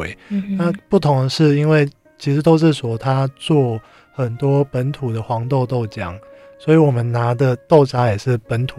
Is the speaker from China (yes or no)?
no; Taiwan; 那我希望这个东西可以带给。呃，我们台湾人一个新的素食的选择。